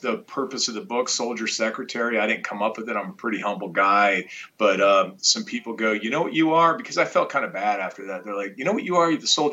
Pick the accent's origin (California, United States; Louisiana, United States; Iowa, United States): Iowa, United States; moved away; kid from Iowa, wanted to serve